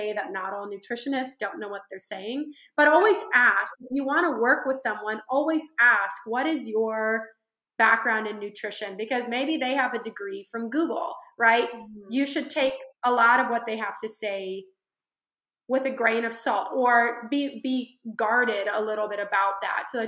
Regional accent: the Central Valley, California, United States; I am originally from California, the Central Valley

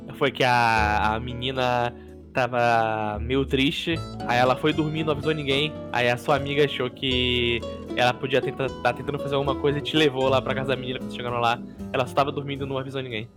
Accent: Belém, Pará, Brazil; eu moro em Belém desde que eu nasci

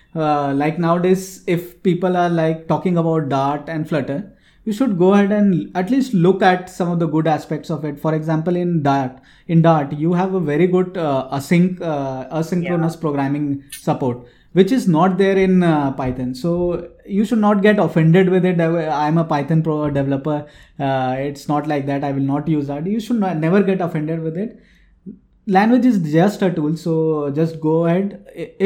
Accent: Jamshedpur, Jharkhand, India; So I'm from Jamshedpur.

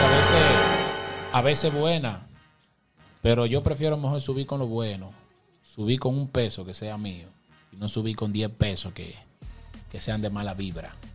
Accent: Puerto Plata, Dominican Republic; soy de Puerto Plata, mi gente. Cristo Rey. Organización Oliva. Soy criado ahí mismo en los dos barrios.

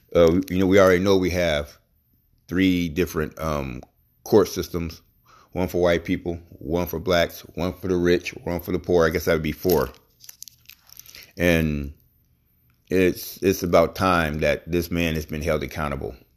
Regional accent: United States

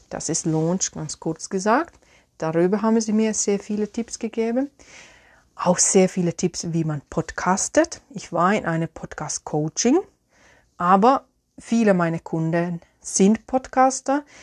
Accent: Finland; German is a second language; ich habe hier ein Teebeutelchen in meine Lieblingstasse aus Finnland, aus meiner Heimat.

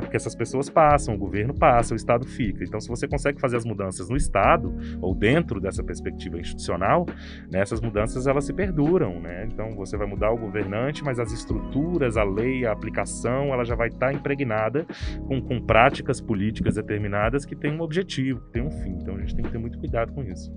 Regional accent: Brazil; da nossa identidade como brasileiro

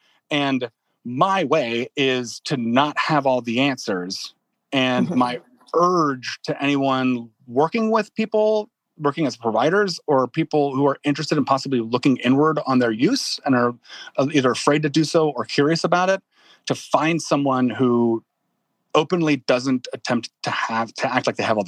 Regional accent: Midwest, United States; also born or lived in New Orleans; came here by way of New Orleans, where I lived for about 6 years, but I'm a Midwesterner by heart.

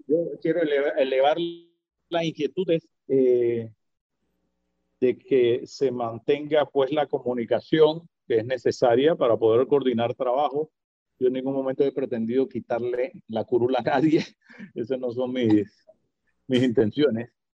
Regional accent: Panama; como ciudadano panameño.

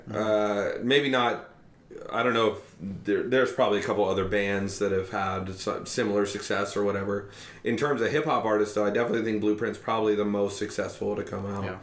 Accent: Lancaster, Ohio, United States; now in Bexley, United States; I grew up in Lancaster, Ohio

